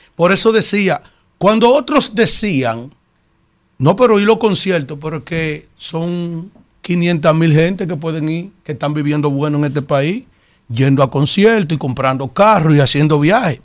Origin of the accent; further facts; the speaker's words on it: Yaguate, San Cristóbal, Dominican Republic; este humilde … de Yaguate